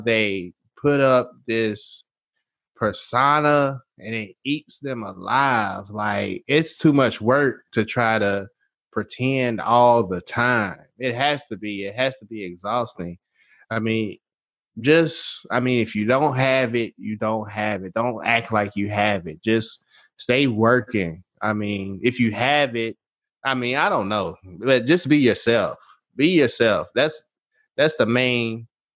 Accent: Nashville, Tennessee, United States; I'm from Nashville

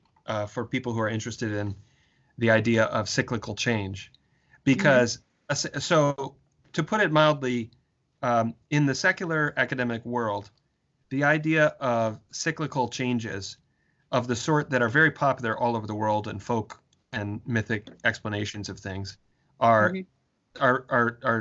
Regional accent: St. Paul, Minnesota, United States; I was born I was raised in Minnesota, outside of St. Paul, Minnesota, in a working class suburb of St. Paul

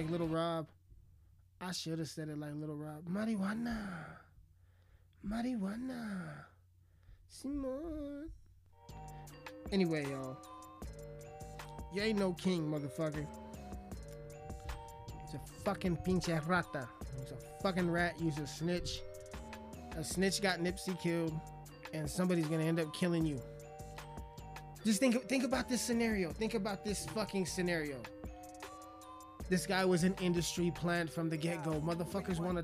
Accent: Alamosa, Colorado, United States; The motherfucking mushroom farm here in my hometown of Alamosa

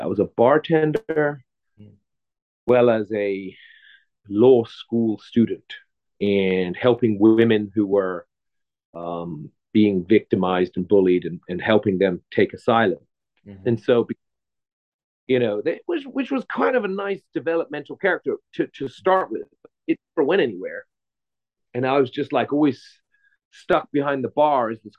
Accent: England, United Kingdom; now in Los Angeles, United States; I'm from England originally, I'm living

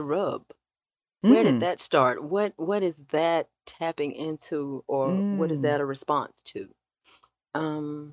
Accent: South Georgia, United States; growing up in the South

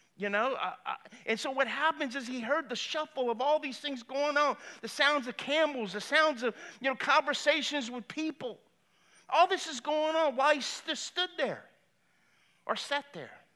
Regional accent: Lafayette, Louisiana, United States; I grew up in Lafayette, I went to Cathedral Carmel.

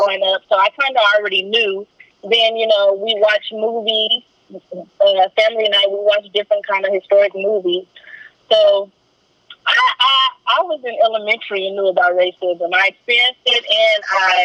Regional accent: Custer County, Texas, United States; I was born and raised in Custer County, Texas

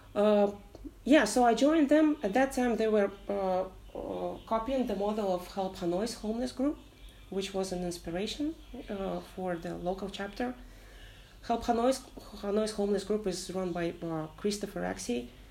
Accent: Kazakhstan; moved away as an adult; also born or lived in Vietnam; now in Ho Chi Minh City, Vietnam; I'm from Kazakhstan. I'm uh, a long term expat in Vietnam. It's been almost six years.

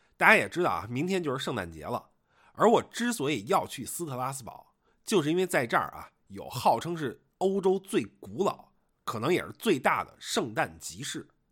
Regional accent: Beijing, China; moved away; 我作为一个北京人啊

